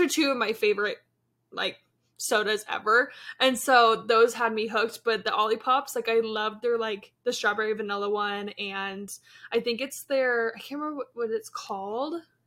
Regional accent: Yakima, Washington, United States; now in Kansas City, United States; I'm twenty-three, from Kansas City, originally from Yakima, Washington

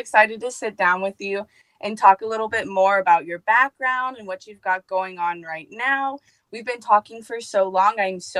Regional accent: Midwest, United States; I'm from the Midwest

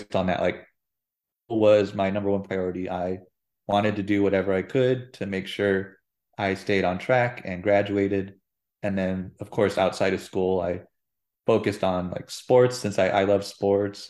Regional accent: Phoenix, Arizona, United States; I'm a native Arizonan, uh, born and raised in Phoenix, Arizona.

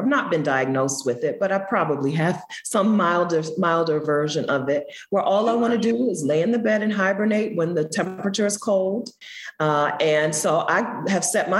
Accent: Delaware, United States; also born or lived in San Francisco; I'm from Delaware, I'm the East Coast

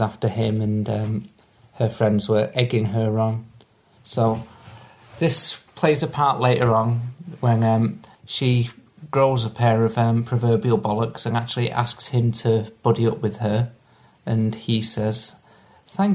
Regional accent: Manchester, North West England, United Kingdom; me being Mancunian

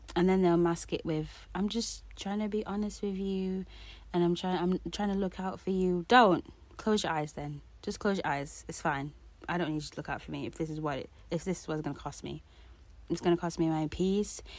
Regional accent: Jamaica; me being Jamaican

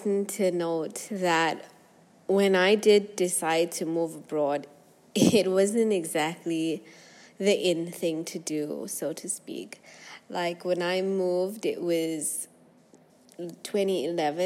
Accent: South Africa; moved away as an adult; also born or lived in South Korea / Kuwait; now in Dubai, United Arab Emirates; I grew up in South Africa

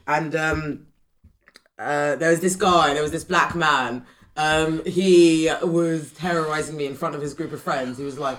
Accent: Windsor, South East England, United Kingdom; I was brought up in Windsor

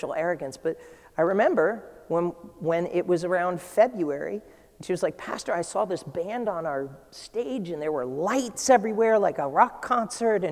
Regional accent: New England, United States; I'm from New England

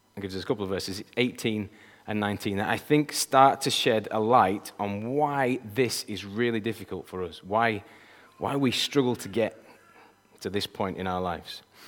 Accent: Yorkshire and the Humber, United Kingdom; I'm a Yorkshireman. And I gotta tell you, people from Yorkshire, we think like nobody

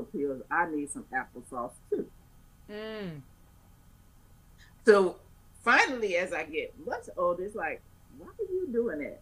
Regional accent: Chicago, Illinois, United States; I'm born and raised in Chicago

